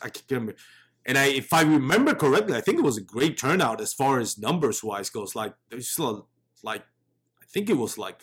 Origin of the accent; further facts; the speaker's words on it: Texas, United States; I'm from Texas